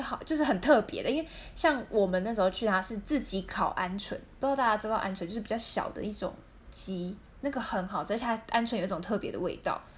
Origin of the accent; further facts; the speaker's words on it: Taiwan; 我们台湾人不会跟朋友就是发生性行为